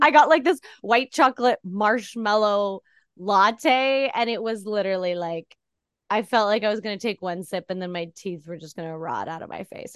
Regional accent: Canada; moved away as an adult; now in United States; as a Canadian getting here

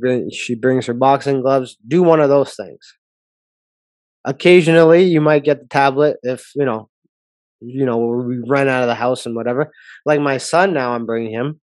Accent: Canada; being a Canadian

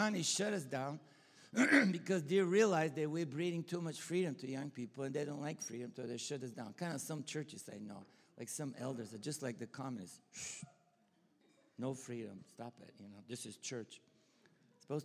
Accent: Bulgaria; accent: Bulgarian; English is a second language; moved away; also born or lived in Texas, United States; I'm Bulgarian, you know. And I'm not Texan, right? You can tell by the accent.

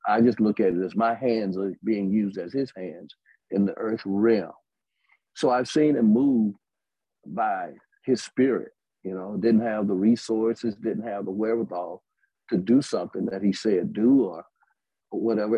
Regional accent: Birmingham, Alabama, United States; also born or lived in Tuscaloosa, Alabama

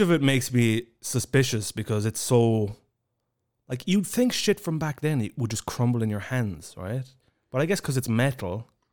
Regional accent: Ireland; now in Estonia; growing up in Ireland

